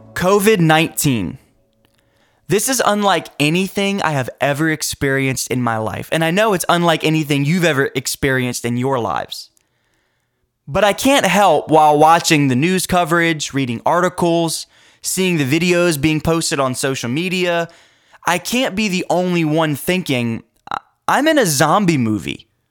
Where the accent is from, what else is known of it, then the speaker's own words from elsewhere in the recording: United States; I'm an American. And I thank God that I'm an American. I thank God that He allowed me the opportunity to be born in this wonderful country